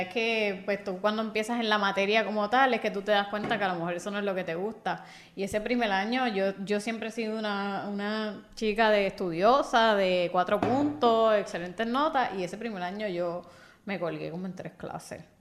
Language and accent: Spanish; Bayamón, Puerto Rico; Yo soy de Bayamón también